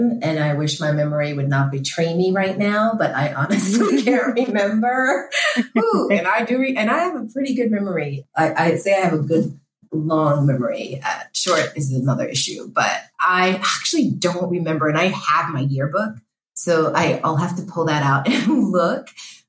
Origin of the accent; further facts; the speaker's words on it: Haiti; now in United States; my parents and I, we came from Haiti as an immigrant. We didn't have a lot.